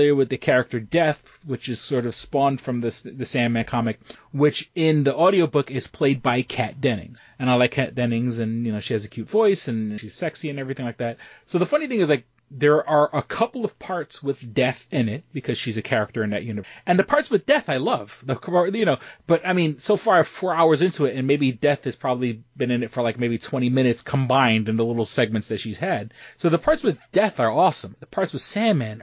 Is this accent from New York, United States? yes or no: yes; New York City, New York, United States; now in Rochester, United States; I grew up in New York City